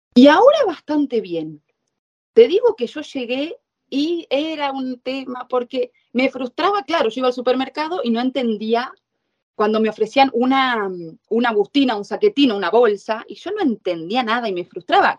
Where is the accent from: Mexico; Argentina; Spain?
Argentina; moved away as an adult; now in Italy